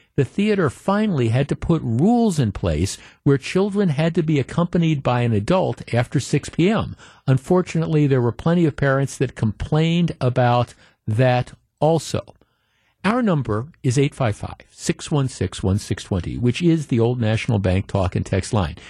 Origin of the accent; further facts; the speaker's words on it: Glendale, Wisconsin, United States; growing up in Glendale, Wisconsin